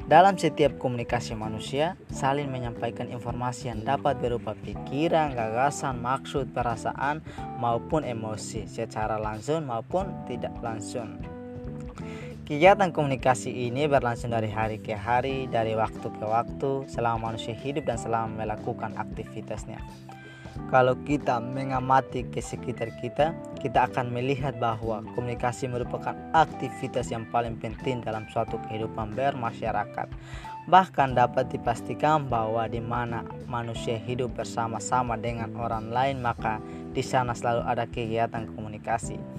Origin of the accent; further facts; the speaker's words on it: Timor-Leste; Dan aku berasal dari Timor Leste. Karena asalku dari Timor Leste, jadi aku menamakan podcastku Timless Youth.